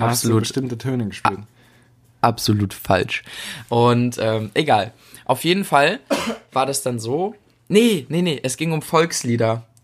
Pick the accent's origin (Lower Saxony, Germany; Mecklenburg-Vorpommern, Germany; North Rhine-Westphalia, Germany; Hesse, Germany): Mecklenburg-Vorpommern, Germany; Also bei uns in Mecklenburg-Vorpommern darfst du erst ab